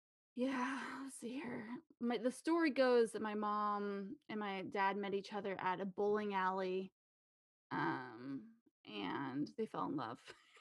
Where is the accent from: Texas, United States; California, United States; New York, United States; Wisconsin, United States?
California, United States; Napa; moved away as an adult; Yeah, I was born and raised in Napa, California.